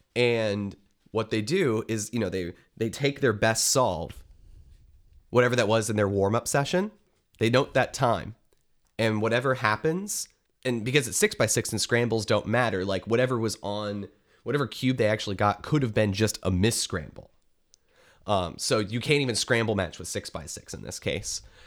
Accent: Detroit, Michigan, United States; growing up in Metro Detroit

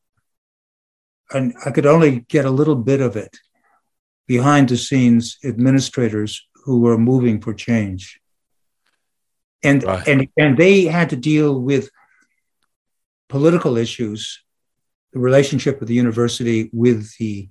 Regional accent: Detroit, Michigan, United States; moved away; also born or lived in Jackson County, Illinois; since I was a kid growing up in Detroit

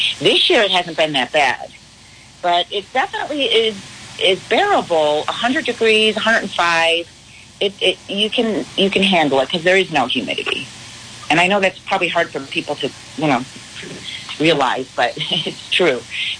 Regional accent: Arizona, United States; I'm from Arizona. So I will be heading back to Arizona at the end of the week.

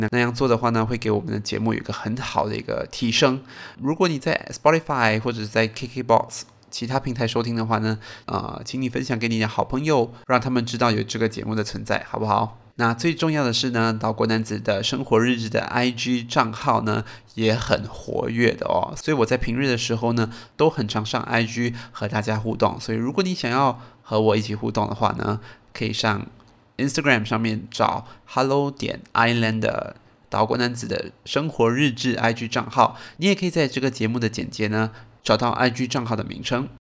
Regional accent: Singapore; 我身为一个新加坡人呢

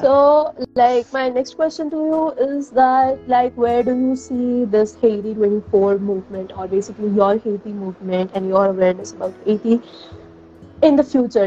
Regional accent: New Delhi, Delhi, India; now in Bhubaneswar, India; I am currently in Bhubaneswar, uh, India, uh, but I come from New Delhi.

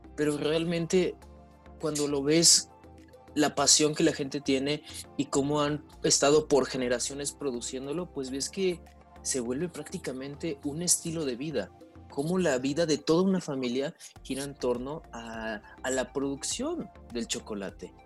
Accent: Mexico; nuestras raíces indígenas como mexicanos

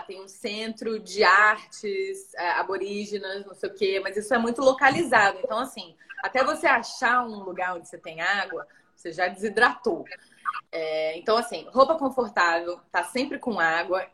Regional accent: São Luís, Maranhão, Brazil; moved away; also born or lived in Rio de Janeiro; morei quase a minha vida toda numa cidade quente, perto da linha do Equador, né? Então, assim, São Luís, onde eu nasci, é bem quente

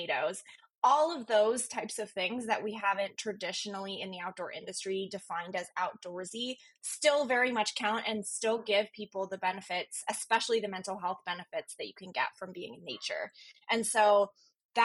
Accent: Virginia, United States; moved away as an adult; also born or lived in Chicago; I grew up on the East Coast in Virginia.

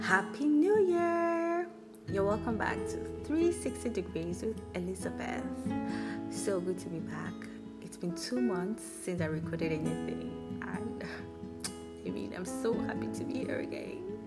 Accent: Nigeria; I'm Nigerian. That might be a little obvious, but yeah, I'm Nigerian.

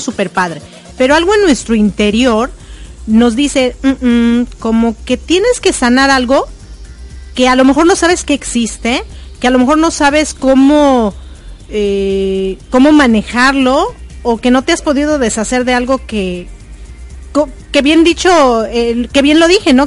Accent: Mexico; moved away as an adult; also born or lived in United States / Ecuador; cuando salí de México dije, ay no, ya estoy harta de México, me voy a ir a Estados Unidos.

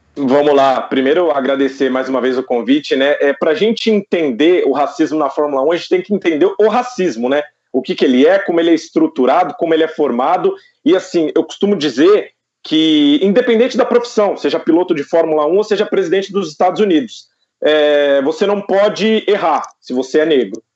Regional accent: Taboão da Serra, São Paulo, Brazil; now in Osasco, Brazil; Eu sou de Taboão da Serra. Hoje eu moro em Osasco, mas eu sou de Taboão da ah. Serra, região metropolitana aqui de São Paulo.

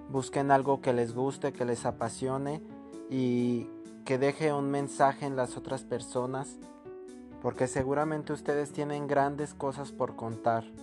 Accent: Mexico

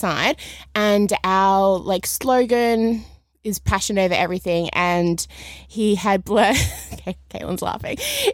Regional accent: Perth, Western Australia, Australia; I'm from Perth originally

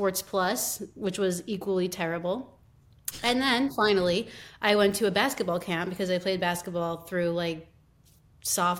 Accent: Long Island, New York, United States; I was born and raised on Long Island

